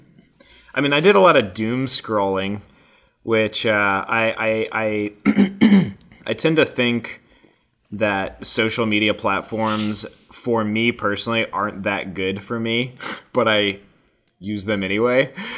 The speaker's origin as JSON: {"language": "English", "region": "Colorado", "country": "United States", "tie": "born or raised there", "said": "that was in my home state"}